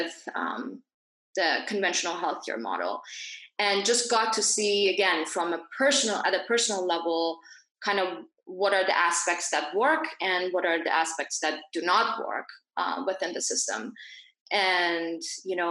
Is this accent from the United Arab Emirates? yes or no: yes; Dubai, United Arab Emirates; also born or lived in Iran / Geneva, Switzerland; I grew up in Dubai, but I'm originally from Iran, so I was born there